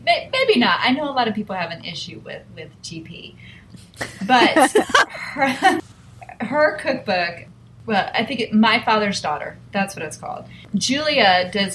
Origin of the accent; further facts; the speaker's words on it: Midwest, United States; now in Atlanta, United States; I grew up in the Midwest